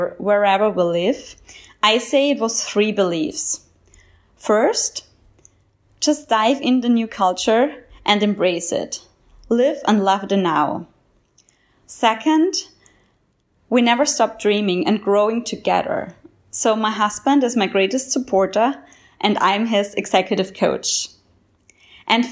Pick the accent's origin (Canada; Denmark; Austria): Austria; also born or lived in Ethiopia; now in Jamaica; I come from the Austrian mountains, moved to Ethiopia, and now I live and work as expat